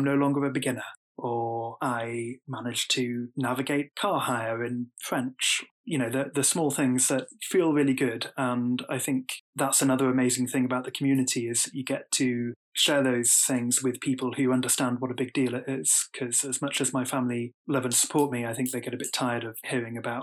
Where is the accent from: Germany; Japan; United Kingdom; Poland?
United Kingdom; as a British man